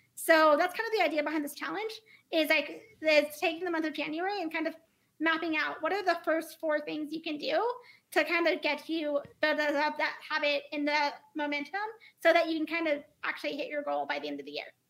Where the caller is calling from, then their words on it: Denver, Colorado, United States; I am calling from Denver, Colorado